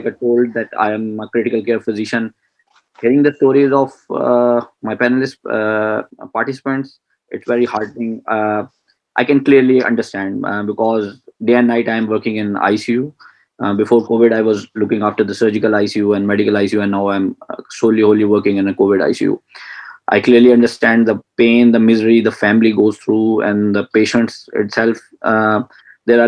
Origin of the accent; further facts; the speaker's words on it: Punjab, Pakistan; moved away as an adult; now in Karachi, Pakistan; my hometown is in another province of the Pakistan, that is Punjab